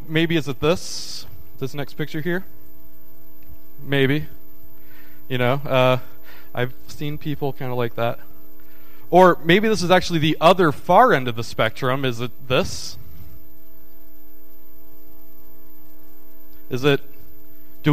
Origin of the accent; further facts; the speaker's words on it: Kentucky, United States; now in Tennessee, United States; I was born in Kentucky, but I live in Tennessee